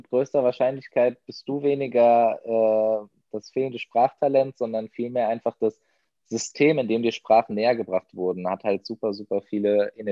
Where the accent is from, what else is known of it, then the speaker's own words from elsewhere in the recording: Germany; ich bin ein ähm, Deutscher mit persischem Migrationshintergrund in seinen Mitzwanzigern